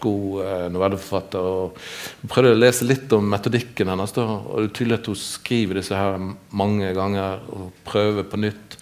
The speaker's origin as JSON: {"language": "Norwegian", "region": "Western Norway", "country": "Norway", "moved": "yes", "said": "så er jo en vestlending og blir sett som en vestlending"}